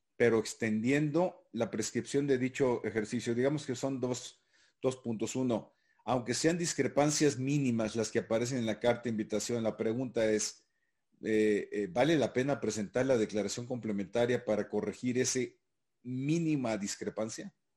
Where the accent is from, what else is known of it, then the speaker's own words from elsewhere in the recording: Sinaloa, Mexico; en las costas sinaloenses, mi tierra